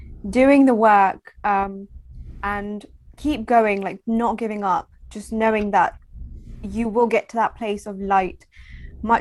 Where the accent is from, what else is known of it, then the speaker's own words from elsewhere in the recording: United Kingdom; I'm so British